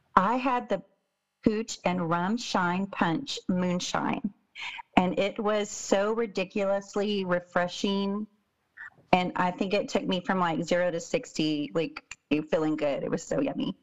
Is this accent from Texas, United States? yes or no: yes; Texas, United States; I'm from Texas as well